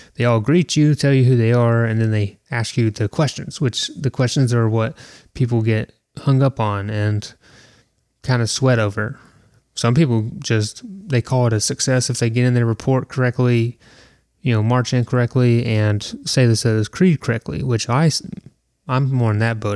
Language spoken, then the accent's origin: English; Southeast, United States; I am from the Southeast